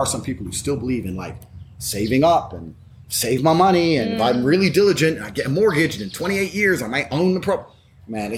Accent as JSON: {"language": "English", "town": "Luton", "region": "East of England", "country": "United Kingdom", "tie": "born or raised there", "said": "growing up in Luton"}